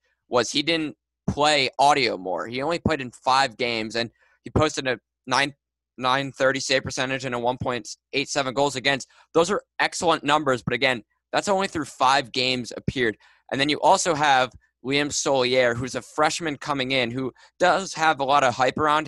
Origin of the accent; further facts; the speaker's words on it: Gaithersburg, Maryland, United States; I am from Gaithersburg, Maryland